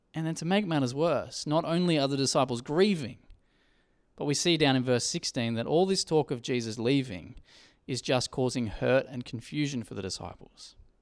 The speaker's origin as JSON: {"language": "English", "town": "Coffs Harbour", "region": "New South Wales", "country": "Australia", "tie": "born or raised there", "said": "I grew up in Coffs Harbour."}